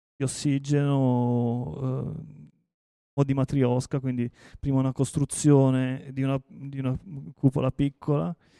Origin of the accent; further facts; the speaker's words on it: Taranto, Apulia, Italy; io sono di Taranto